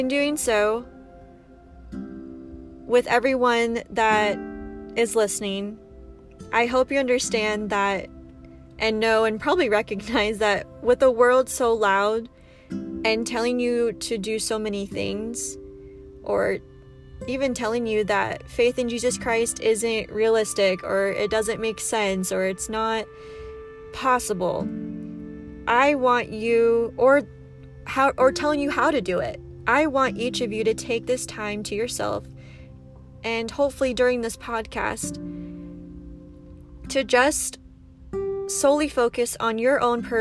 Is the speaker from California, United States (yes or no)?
yes; San Diego, California, United States; moved away as an adult; now in Utah, United States; I am from San Diego, California. Big shout out to my Powie peeps. However, I do currently live in Utah